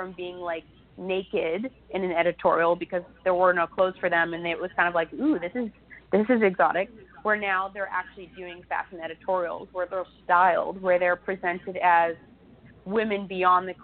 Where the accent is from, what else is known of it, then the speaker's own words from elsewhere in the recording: Ohio, United States; moved away; where I grew up, I was born in Ohio, and the Amish community that surrounded us